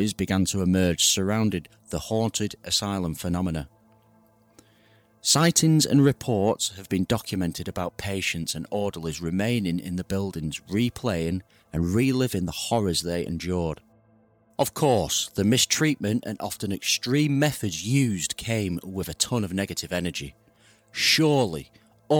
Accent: United Kingdom; I'm from the UK

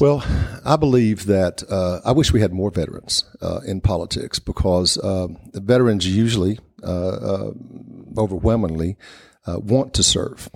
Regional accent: Hawkins County, East Tennessee, United States; the Hawkins County is where I grew up

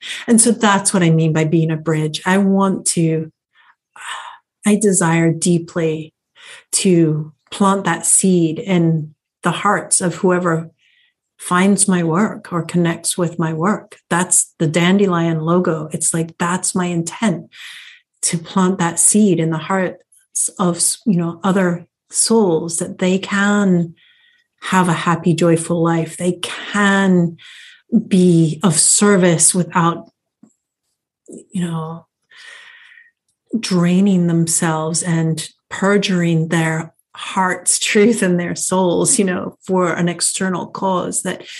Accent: England, United Kingdom; I thought it was because I was an American growing up in England.

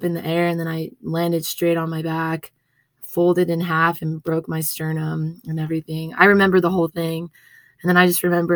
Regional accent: Las Vegas, Nevada, United States; moved away as an adult; now in Reno, United States; I was born and raised in Vegas

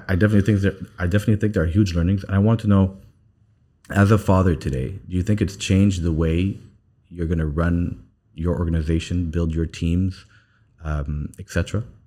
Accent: Saudi Arabia; now in United Arab Emirates; I spent most of my time growing up in, in, in, in Saudi, and now I'm back in the U A E.

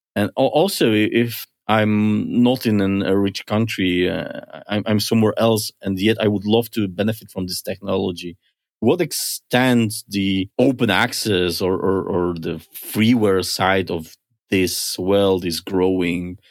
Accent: Poland; moved away; I come from Poland.

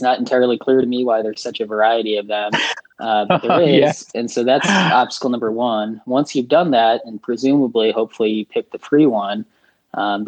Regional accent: downstate Illinois, United States; now in Chicago, United States; I live in Chicago now. I'm originally from downstate Illinois

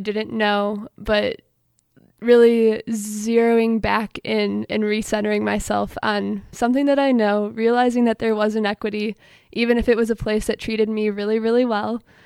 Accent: Allen Park, Michigan, United States; now in Ann Arbor, United States; I'm from Allen Park, Michigan. Grew up going to Allen Park Presbyterian Church

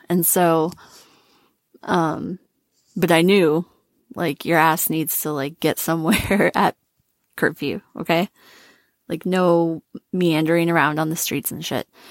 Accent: Minnesota, United States; I grew up in Minnesota.

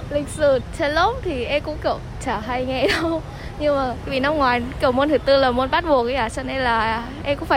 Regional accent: Vietnam

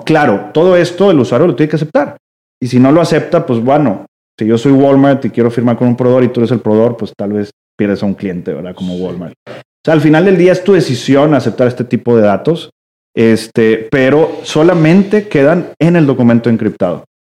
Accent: Mexico; yo como mexicano

